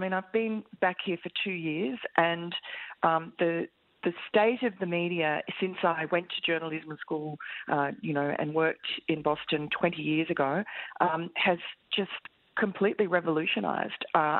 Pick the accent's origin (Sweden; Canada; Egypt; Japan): Japan; Tokyo; I was actually born here, and I grew up in Tokyo and went to university here.